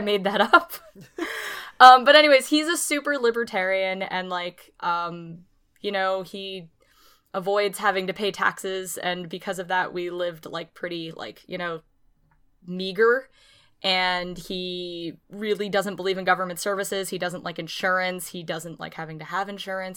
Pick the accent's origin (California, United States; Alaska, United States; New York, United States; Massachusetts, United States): New York, United States; Clifton Park; now in New Paltz, United States; I'm from Clifton Park, New York, and there are no black people there